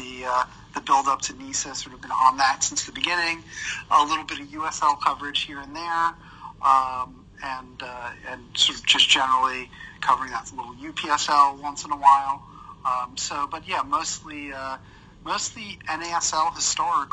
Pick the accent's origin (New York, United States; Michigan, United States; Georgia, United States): New York, United States; New York area, United States; I grew up in the New York area